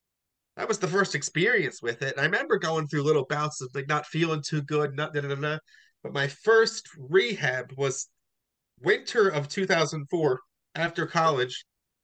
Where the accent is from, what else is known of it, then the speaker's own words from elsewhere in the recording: Hamilton, New Jersey, United States; also born or lived in Trenton, New Jersey / Freehold, New Jersey / Newburgh, New York; now in Forked River, United States; I'm in Forked River right now. I'm in a sober living house. But I'm from Hamilton, born in Trenton.